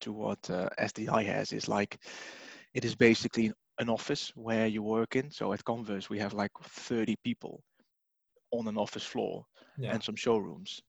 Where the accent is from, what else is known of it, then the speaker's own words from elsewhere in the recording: Netherlands; moved away as an adult; now in United Kingdom; I am originally from the Netherlands. I'm in the UK now for about 5 years, 6 years